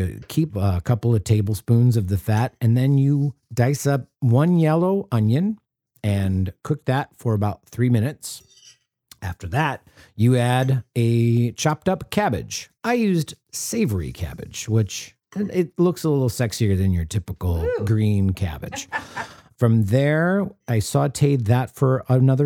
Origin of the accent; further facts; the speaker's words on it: Wisconsin and Minnesota, Midwest, United States; I grew up in Wisconsin and Minnesota